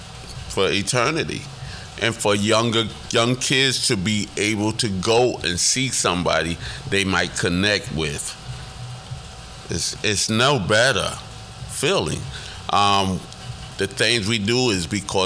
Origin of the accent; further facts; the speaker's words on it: New York City, New York, United States; I'm from the Bronx